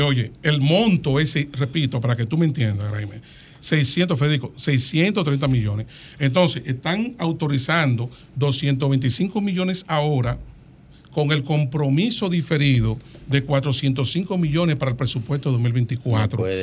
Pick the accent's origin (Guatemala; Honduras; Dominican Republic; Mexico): Dominican Republic; yo soy dominicano, ciudadano dominicano